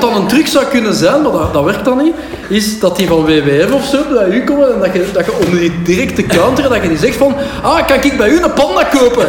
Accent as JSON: {"language": "Dutch", "town": "Pepingen", "region": "Flanders", "country": "Belgium", "said": "bij ons in Pepingen"}